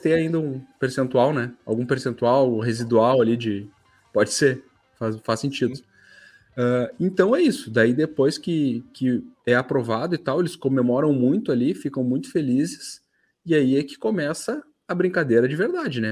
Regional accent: Brazil; a gente é brasileiro

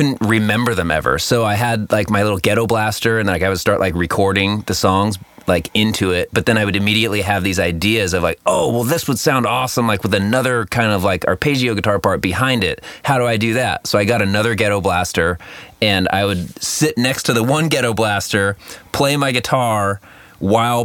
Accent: Costa Mesa, California, United States; I grew up in Costa Mesa

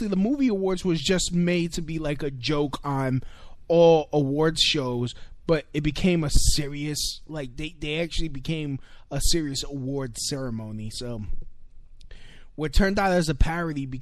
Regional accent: New York City, New York, United States; as a New Yorker

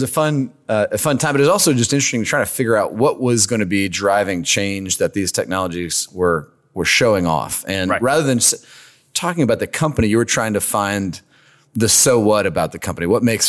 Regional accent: Lake Charles, Louisiana, United States; moved away as an adult; also born or lived in North Carolina / Chicago; I'm from Lake Charles, and went to high school at Barb High School in Lake Charles, which is a fun story. I'm sure we'll get to.

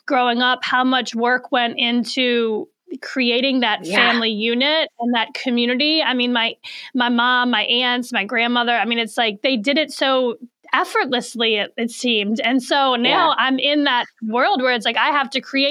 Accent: New Orleans, Louisiana, United States; moved away; I'm originally from New Orleans. I'm 1,500 miles away from all my people.

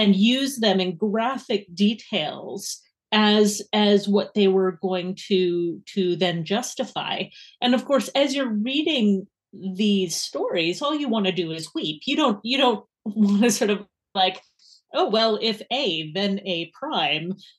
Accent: Edmonton, Alberta, Canada; accent: Canadian; moved away as an adult; now in Edinburgh, United Kingdom; my accent is unfortunately not Scottish, wish it was, but it is Canadian. So I'm from Edmonton

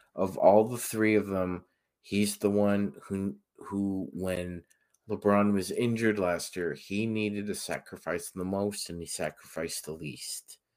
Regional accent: Toronto, Ontario, Canada; born or raised there

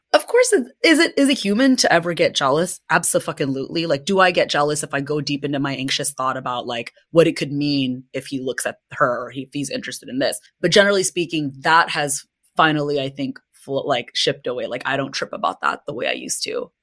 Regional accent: United States; my own identity being Filipina, American, but more so just in general, I think, an immigrant's child growing up and navigating the world as an American

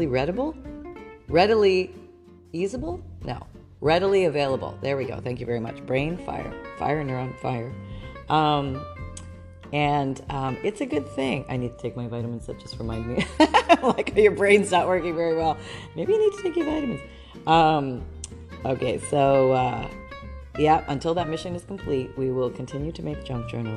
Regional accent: Canada; I grew up in Canada.

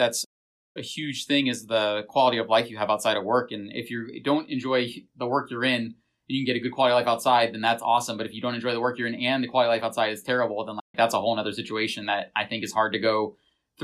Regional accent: Florida, United States; now in New Hampshire, United States; I'm from Florida

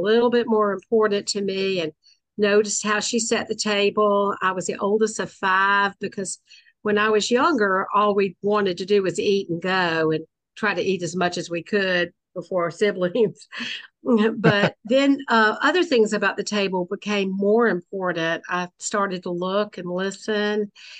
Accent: Columbia, South Carolina, United States; am Jewish and Southern, and food is my love language. And I am from Columbia, which is, like Rachel said, the capital of the state, Columbia, South Carolina. I haven't gone very far in my life. I was born here. I went to school here.

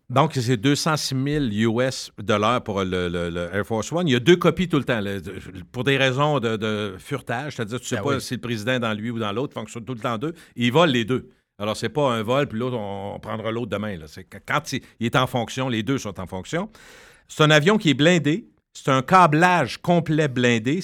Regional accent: Loretteville, Quebec, Canada; quand je viens de Loretteville

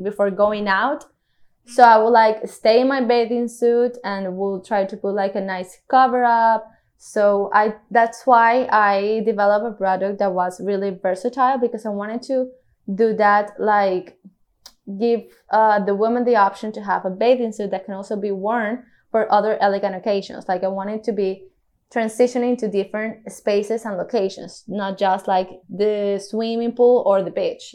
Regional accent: Cartagena, Bolívar, Colombia; I was born and raised here in Cartagena

